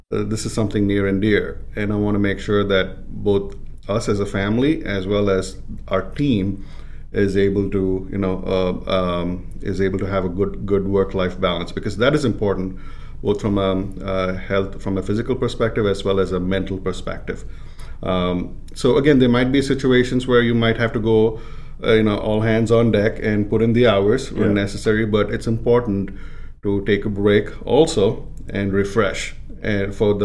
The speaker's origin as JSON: {"language": "English", "country": "India", "tie": "born or raised there", "moved": "yes", "said": "I was growing up in India"}